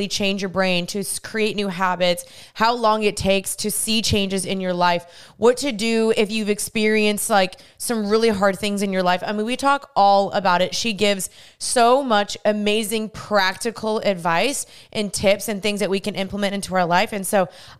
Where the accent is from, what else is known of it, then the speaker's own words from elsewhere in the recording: United States; I was born in the States